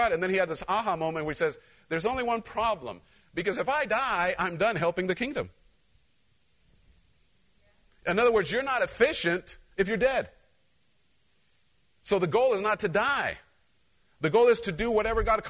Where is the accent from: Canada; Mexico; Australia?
Mexico; Cholula, Puebla; moved away; I grew up in Central Mexico